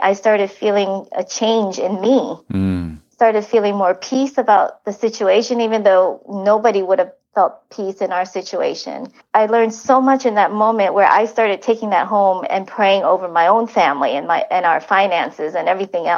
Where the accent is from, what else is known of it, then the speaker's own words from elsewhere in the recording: Vietnam; moved away; I was from Vietnam.